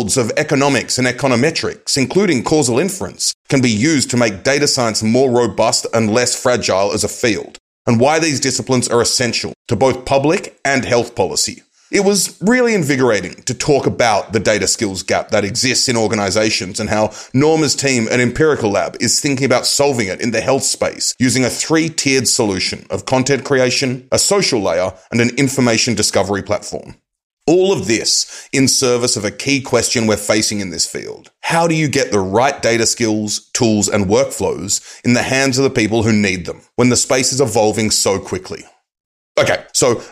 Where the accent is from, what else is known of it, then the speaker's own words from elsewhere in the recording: Australia; moved away; growing up in Australia, I always had a winter birthday